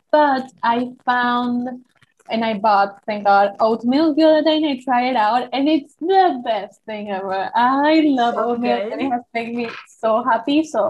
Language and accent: English; Argentina; I'm from Argentina. I'm a 22-year-old college student.